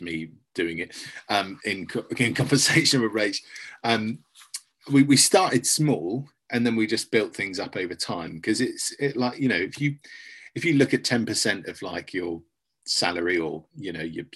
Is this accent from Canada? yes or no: no; United Kingdom; we're British